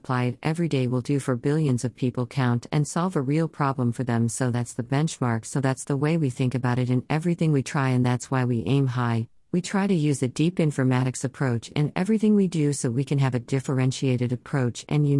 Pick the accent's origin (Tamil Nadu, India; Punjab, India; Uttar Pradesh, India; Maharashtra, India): Tamil Nadu, India; Chennai; I'm from the South. I'm from Chennai. I studied Hindi in school, but I never spoke it much.